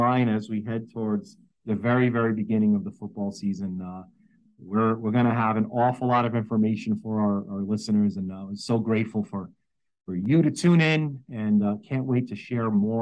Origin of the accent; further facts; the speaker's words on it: New York City, New York, United States; born and raised in New York City.